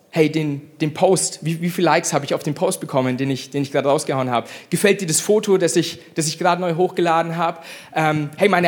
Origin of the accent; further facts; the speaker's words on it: Bavaria, Germany; ich bin Franke, ich liebe Franken.